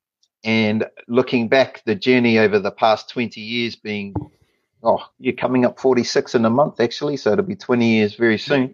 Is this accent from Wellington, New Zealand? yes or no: no; Palmerston North, Manawatū-Whanganui, New Zealand; moved away as an adult; now in Australia; I grew up in Palmerston North, so Nō Pāmutana, Manawa Tūāhau. My life in Palmy was from the ages of 0 to 26